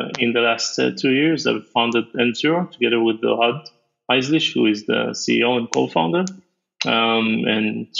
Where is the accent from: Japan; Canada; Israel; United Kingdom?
Israel; I'm from Israel, so we have a mandatory army.